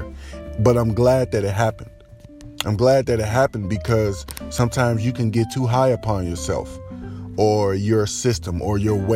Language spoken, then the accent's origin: English; Chicago, Illinois, United States; I'm just a Chicagoan until Chicago ends